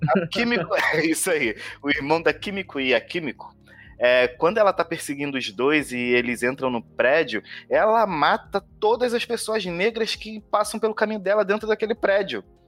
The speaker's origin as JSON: {"language": "Portuguese", "region": "Rio de Janeiro", "country": "Brazil", "said": "sou daqui do Rio de Janeiro"}